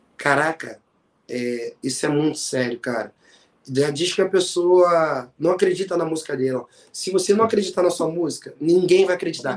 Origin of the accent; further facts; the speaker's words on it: Rio de Janeiro, Brazil; A … é uma cantora lá do meu bairro, de Marechal Hermes